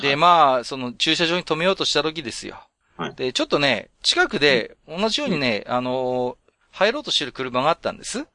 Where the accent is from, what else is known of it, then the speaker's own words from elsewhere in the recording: Tohoku, Japan; 私も東北の人間なんで